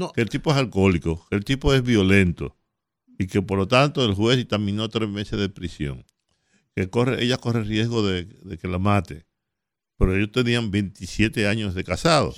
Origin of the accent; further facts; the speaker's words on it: Dominican Republic; yo soy dominicano. Yo no soy haitiano